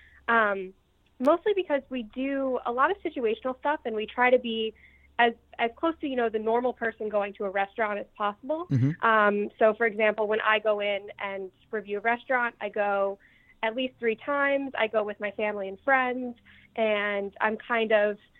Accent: Philadelphia, Pennsylvania, United States; moved away as an adult; also born or lived in New York; now in Philadelphia, United States; I grew up in Philly

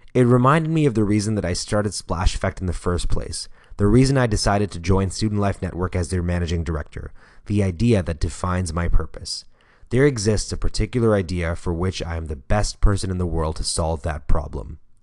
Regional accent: Toronto, Ontario, Canada; my hometown remains the child poverty capital of Canada

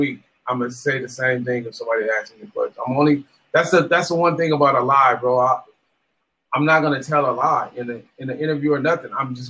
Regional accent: West Coast, United States; I'm from the West Coast. I'm influenced a lot by ….

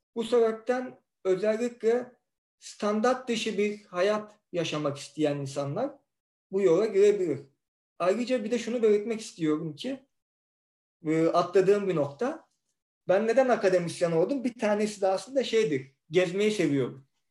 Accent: Istanbul, Turkey; ben zaten ben İstanbulluyum, İstanbul'daydım

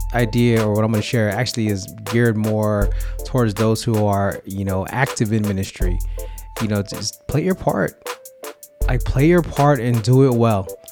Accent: California, United States; sharing our faith experience growing up in the seven oh seven and beyond.

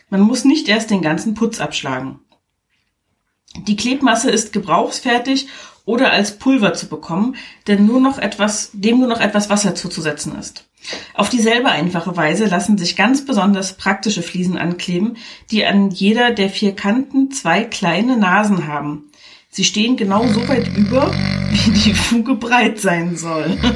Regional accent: Germany; Fun Fact, ich komme ja nur aus der DDR und da wurde ja viel schwarz gearbeitet.

